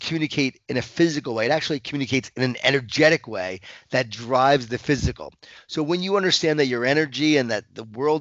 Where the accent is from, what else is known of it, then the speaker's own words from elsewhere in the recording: Long Island, New York, United States; I grew up in Long Island, New York